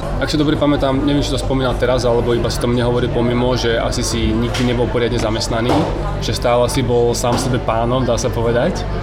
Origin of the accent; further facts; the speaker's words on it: Slovakia; moved away; also born or lived in Asia; Po 4 rokoch som doma na Slovensku